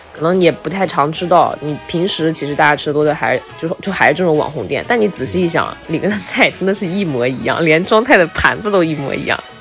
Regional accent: Taiyuan, Shanxi, China; moved away; 我回老家，在太原，我老家是山西太原的

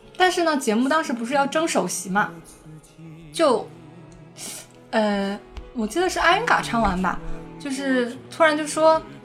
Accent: Northeast China, China; 我是一个东北人

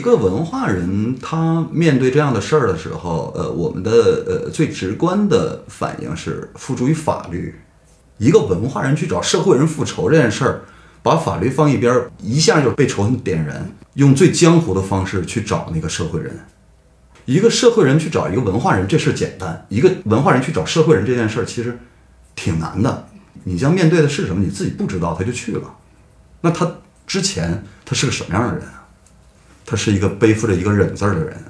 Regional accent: Hegang, Heilongjiang, China; moved away as an adult; now in Beijing, China; 我的家乡黑龙江鹤岗

